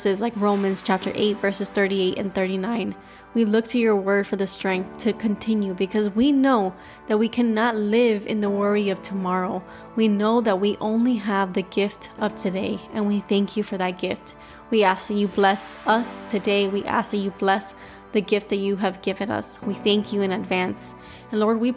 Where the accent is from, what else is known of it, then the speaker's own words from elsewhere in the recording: Cuba; accent: Cuban; my Cuban accent